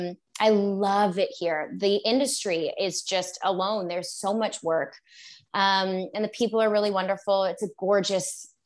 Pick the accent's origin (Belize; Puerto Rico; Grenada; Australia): Australia; also born or lived in Canada; Well, so very valid question. I was born in Canada, moved to Australia when I was about 4.